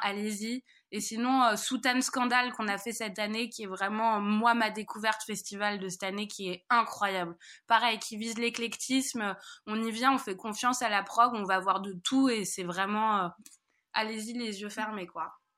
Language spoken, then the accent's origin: French; Paris, Île-de-France, France; moved away; je suis parisienne